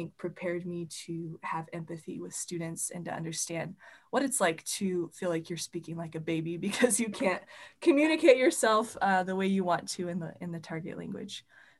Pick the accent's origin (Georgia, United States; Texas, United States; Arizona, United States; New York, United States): Texas, United States; Richmond; moved away as an adult; now in Waukegan, United States; my old high school back in Richmond, Texas. And then when my husband and I moved up to Waukegan, Illinois